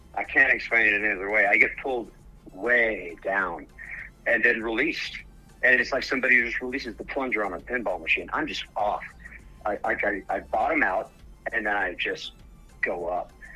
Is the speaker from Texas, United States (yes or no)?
yes; Dallas, Texas, United States; moved away as an adult; now in Colorado, United States; I'm born and raised in Dallas area